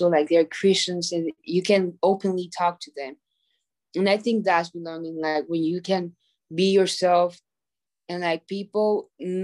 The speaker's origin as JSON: {"language": "English", "town": "La Esperanza", "region": "Intibucá", "country": "Honduras", "tie": "born or raised there", "moved": "yes", "said": "I'm from Honduras, Central America, from a little town called La Esperanza in Tibucá."}